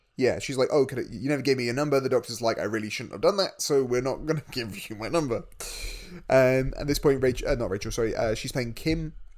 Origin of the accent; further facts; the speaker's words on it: United Kingdom; we're both British.